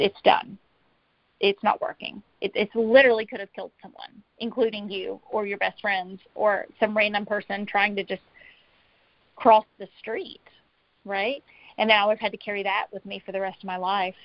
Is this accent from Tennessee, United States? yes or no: yes; Tennessee, United States; I'm from Tennessee.